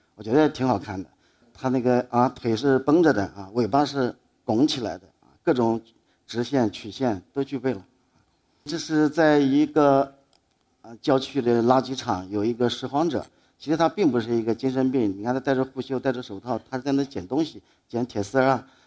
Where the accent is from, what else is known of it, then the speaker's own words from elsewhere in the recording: Dingyuan, Anhui, China; moved away as an adult; also born or lived in Guangzhou; 我这次是从离南京很近的地方，就我的老家，安徽滁州的定远线